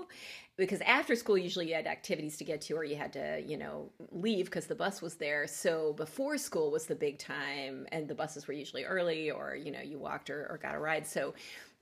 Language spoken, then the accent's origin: English; Southern Illinois, United States; I'm from Southern Illinois and not... whatever that area around St. Louis that some people think is Southern Illinois. No, like down Carbondale